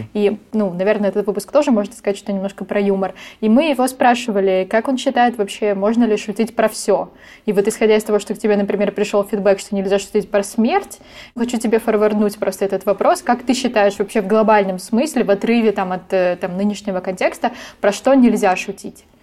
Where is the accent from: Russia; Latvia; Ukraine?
Ukraine; я из Украины